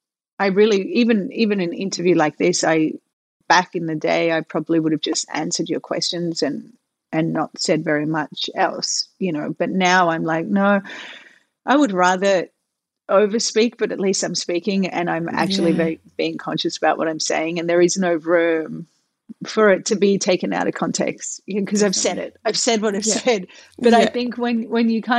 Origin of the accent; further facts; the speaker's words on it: Melbourne, Victoria, Australia; moved away as an adult; I came from Melbourne where my world was so safe